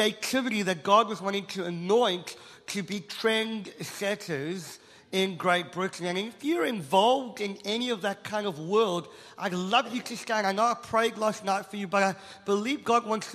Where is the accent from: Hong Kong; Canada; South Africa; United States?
South Africa; I'm South African